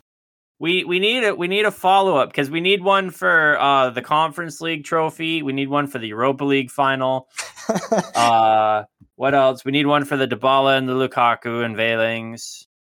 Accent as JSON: {"language": "English", "country": "United States", "moved": "yes", "said": "I'm so American"}